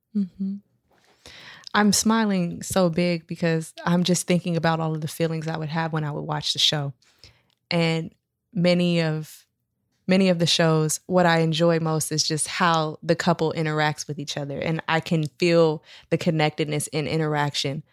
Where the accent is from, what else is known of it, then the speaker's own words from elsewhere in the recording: Sacramento, California, United States; I grew up in New Hope Baptist Church in Southsac